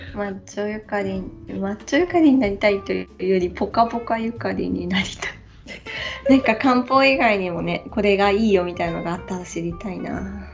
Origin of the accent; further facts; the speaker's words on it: Hokkaido, Japan; moved away; うちの実家はそう私が子供の時から住んでる